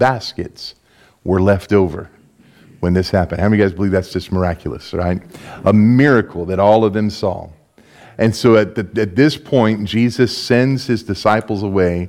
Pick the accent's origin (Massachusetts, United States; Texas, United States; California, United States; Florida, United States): Florida, United States; West Palm Beach; moved away as an adult; now in Belgium; I'm born and raised in West Palm Beach. This is home for me.